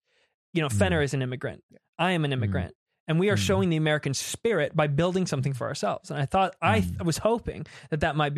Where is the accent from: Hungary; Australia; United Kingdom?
United Kingdom; now in United States; It's true that I am British. It's true that I was born in the UK. Yeah, but look, I'm going for citizenship.